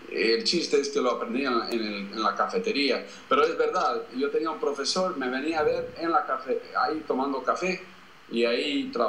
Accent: Bogotá, Colombia; en el año 1968 mis padres ah, fueron en un barco a Colombia y yo fui con ellos y crecí allá en Bogotá

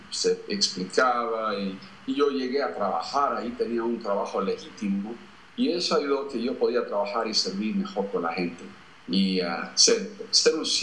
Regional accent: Bogotá, Colombia; en el año 1968 mis padres ah, fueron en un barco a Colombia y yo fui con ellos y crecí allá en Bogotá

